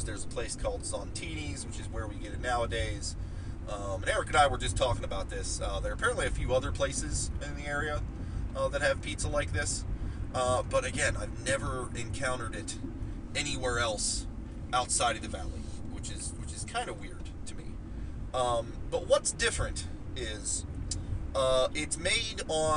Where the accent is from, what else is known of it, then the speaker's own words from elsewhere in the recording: Martins Ferry, Ohio, United States; Growing up, there was a pizza place in my hometown of Martins Ferry, Ohio